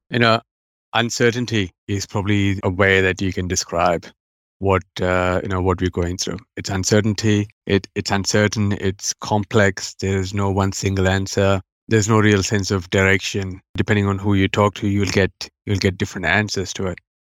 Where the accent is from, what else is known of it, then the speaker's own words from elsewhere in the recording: India; now in Australia; as you can tell from my accent, I w, I wasn't, you know, born in Australia. I've been raised overseas in India